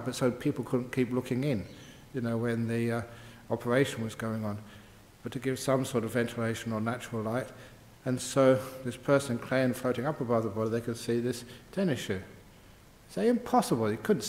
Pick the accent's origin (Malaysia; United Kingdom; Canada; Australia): United Kingdom; England; I grew up in England.